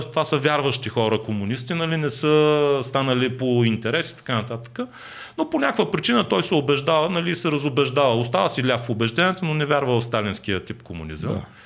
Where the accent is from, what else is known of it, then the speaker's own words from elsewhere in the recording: Bulgaria; ние като българи, а, като българска държава